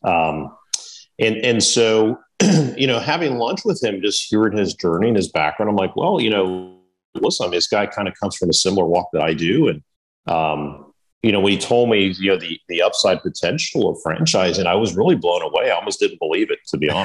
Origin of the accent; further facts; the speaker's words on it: Miami, Florida, United States; moved away as an adult; now in Raleigh, United States; I'm originally from South Florida, from Miami